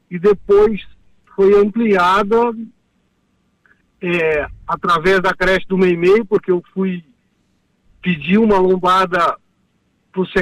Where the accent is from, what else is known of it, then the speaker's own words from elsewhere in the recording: São Carlos, São Paulo, Brazil; quero dizer que um grande filho a casa torna, porque eu sou natural de São Carlos.